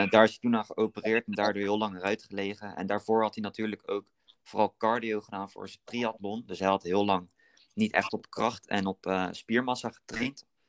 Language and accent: Dutch; Berkel en Rodenrijs, South Holland, Netherlands; Ik kom uit Berkel, dorpje naast eh, Rotterdam